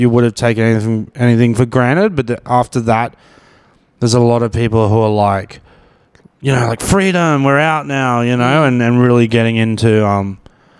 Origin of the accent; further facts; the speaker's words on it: Brisbane, Queensland, Australia; I'm from Brisbane.